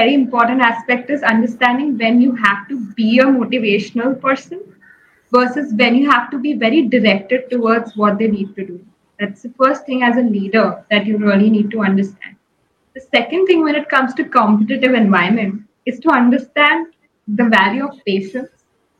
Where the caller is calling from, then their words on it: Ahmedabad, Gujarat, India; So I'm joining from Ahmedabad, India.